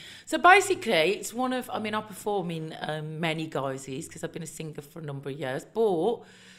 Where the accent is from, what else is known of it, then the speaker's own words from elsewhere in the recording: Birmingham, West Midlands, United Kingdom; moved away as an adult; now in London, United Kingdom; my background's working class. I grew up in Birmingham on a council estate